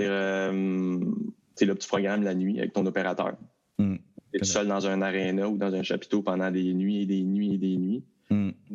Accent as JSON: {"language": "French", "town": "Val-d'Or", "region": "Quebec", "country": "Canada", "moved": "yes", "said": "je suis parti de Val d'Or"}